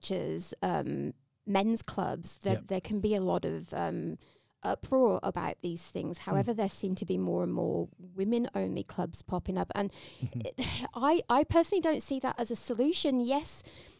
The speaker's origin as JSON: {"language": "English", "region": "England", "country": "United Kingdom", "moved": "yes", "lives_now": "Australia", "said": "I'm English."}